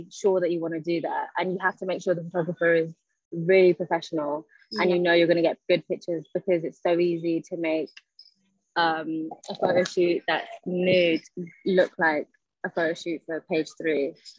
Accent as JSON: {"language": "English", "region": "London", "country": "United Kingdom", "tie": "born or raised there", "also_born_or_lived": "Scotland"}